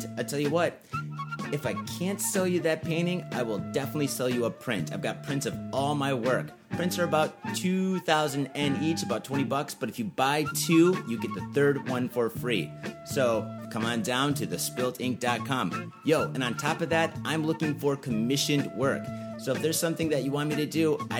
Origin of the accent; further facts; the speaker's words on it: Michigan, United States; moved away as an adult; also born or lived in San Francisco; I moved to San Francisco. And I'm from Michigan